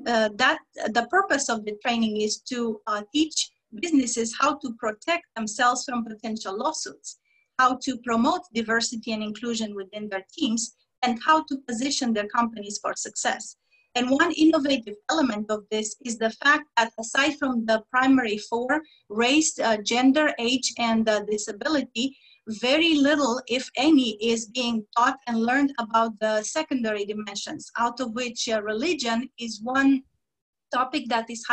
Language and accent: English; Romania; moved away; my home country, Romania